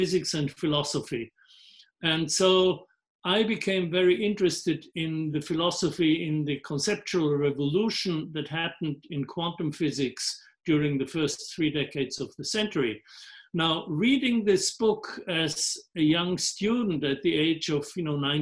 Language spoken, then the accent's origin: English; Innsbruck, Tyrol, Austria; first language German; English is a second language; moved away as an adult; also born or lived in London, United Kingdom / California, United States; I grew up in Innsbruck in the Alps, which is just north of Italy